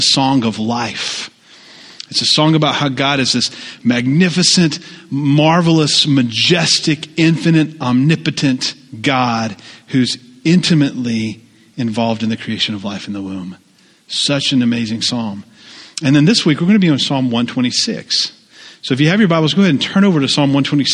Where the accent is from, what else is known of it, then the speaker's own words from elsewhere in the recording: the South, United States; moved away; I grew up in the South